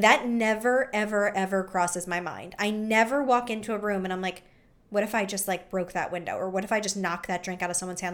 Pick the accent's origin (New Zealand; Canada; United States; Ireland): United States; Philadelphia, Pennsylvania; we're from Philly.